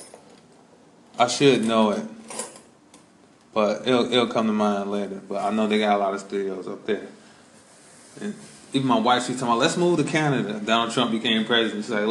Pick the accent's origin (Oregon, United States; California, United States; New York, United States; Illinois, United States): Illinois, United States; Chicago; moved away; I'm originally from Chicago